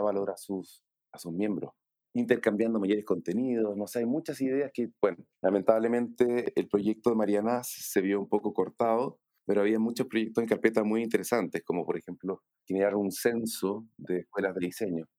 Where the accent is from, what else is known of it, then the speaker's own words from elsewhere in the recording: Chile; soy diseñador chileno